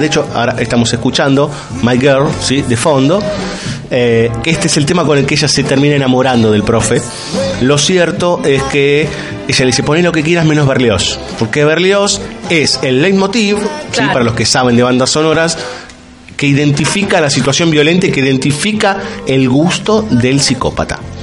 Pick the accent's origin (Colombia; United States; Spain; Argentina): Argentina; como argentino, si quieren, como sudaca para los demás